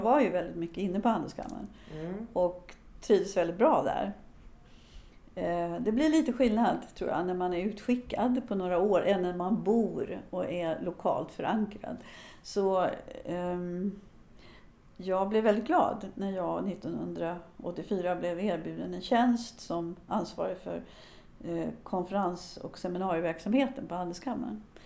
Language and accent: Swedish; Sweden; moved away as an adult; now in United States; Jag föddes i Sverige, men nu har jag bott lika länge i U S A som jag har bott i Sverige